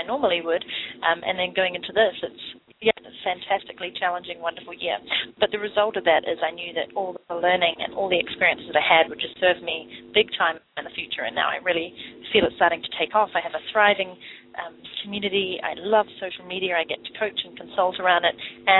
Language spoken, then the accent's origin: English; New Zealand; moved away as an adult; also born or lived in London, England / Vancouver, Canada; I am from New Zealand, but left in 2006 to live in London, England for 2.5 years, and then I moved to Vancouver